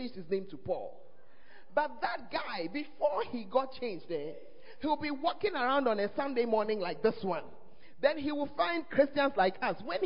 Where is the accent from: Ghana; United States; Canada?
Ghana; one of the blessings of being an African or of being a Ghanaian is that we believe in God.